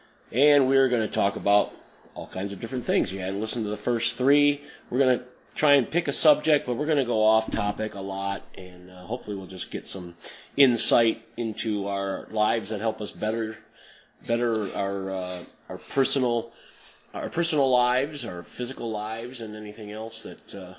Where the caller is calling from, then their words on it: North Adams, Michigan, United States; I'm coming from North Adams, Michigan, and David's across the continent in California.